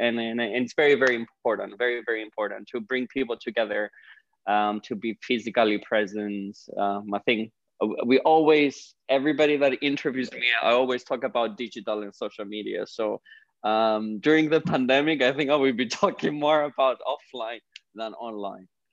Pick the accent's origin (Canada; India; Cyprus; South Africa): Cyprus; moved away as an adult; now in London, United Kingdom; I'm originally from Cyprus, uh, the Greek part of Cyprus.